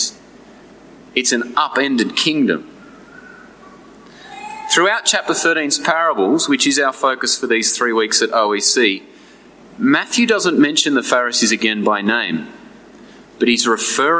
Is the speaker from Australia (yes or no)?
yes; New England, New South Wales, Australia; As a uni student growing up in the New England, I used to spend my summers working as a farmhand